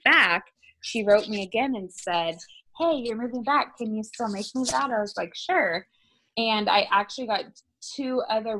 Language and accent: English; Oregon, United States; I grew up in Oregon